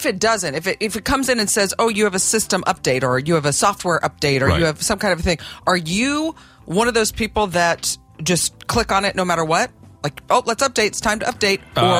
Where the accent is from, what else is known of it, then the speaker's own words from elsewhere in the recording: Oklahoma, United States; moved away; growing up in Oklahoma, there were snakes.